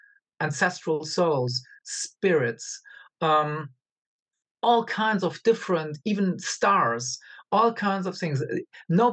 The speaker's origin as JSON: {"language": "English", "country": "Angola", "tie": "born or raised there", "also_born_or_lived": "Germany / United States", "moved": "yes", "said": "I was born in Africa and I lived in Africa for a long time"}